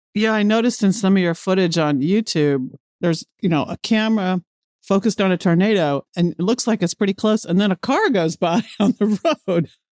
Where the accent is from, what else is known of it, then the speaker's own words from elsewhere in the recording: Midwest, United States; I grew up in the Midwest